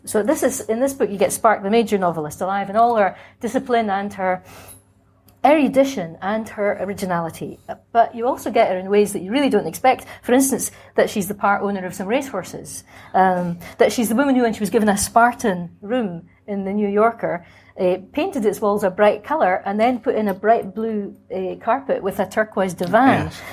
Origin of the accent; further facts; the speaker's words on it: Scotland, United Kingdom; moved away; also born or lived in Cambridge; I was and am Scottish by formation